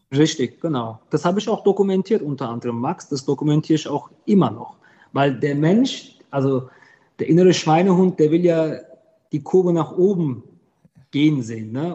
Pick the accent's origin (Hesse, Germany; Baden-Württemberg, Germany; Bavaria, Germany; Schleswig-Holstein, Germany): Hesse, Germany; Griesheim; also born or lived in Heppenheim; Ich habe einen Migrationshintergrund, aber ich bin kein Migrant. Ich bin hier geboren, voll Blut, Ich kenne die Kultur